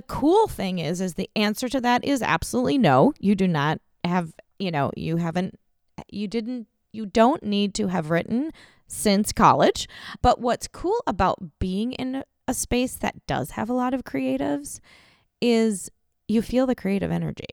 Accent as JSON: {"language": "English", "region": "Minnesota", "country": "United States", "said": "I'm from here, you know, I'm from Minnesota"}